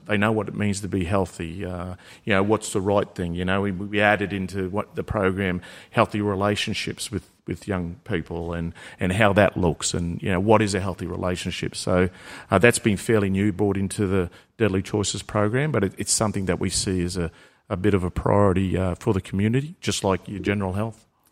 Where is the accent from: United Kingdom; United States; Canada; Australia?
Australia; Murgon, Queensland; I was from Mergen